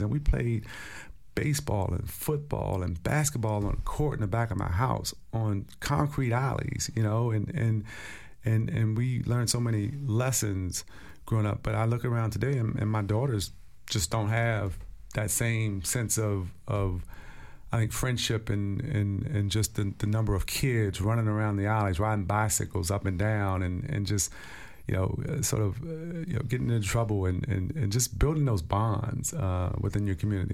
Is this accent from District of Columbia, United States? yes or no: yes; Stronghold, District of Columbia, United States; as a young kid growing up in Stronghold